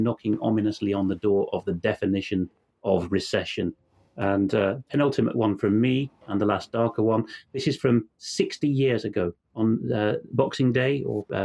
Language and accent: English; United Kingdom; growing up in Britain in that era